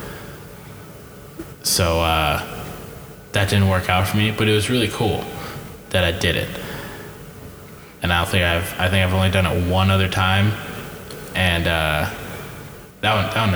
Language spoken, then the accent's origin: English; Colorado, United States; moved away as an adult; now in Bozeman, United States; I'm from Colorado.